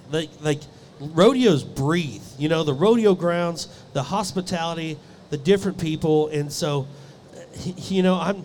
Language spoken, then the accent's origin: English; Abbeville, Kansas, United States; We didn't have cable growing up in Abbeville, Kansas, you know.